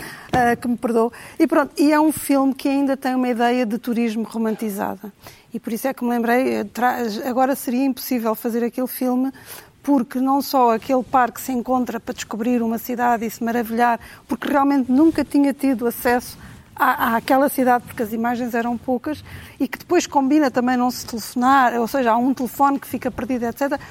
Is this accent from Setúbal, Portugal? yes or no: no; Cascais, Lisbon, Portugal; also born or lived in Trás-os-Montes; now in Lisbon, Portugal; eu cresci em Cascais